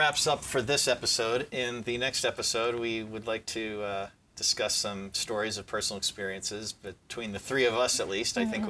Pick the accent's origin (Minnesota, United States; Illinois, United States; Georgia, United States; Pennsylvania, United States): Pennsylvania, United States; Hatboro; being a kid growing up in Hatboro.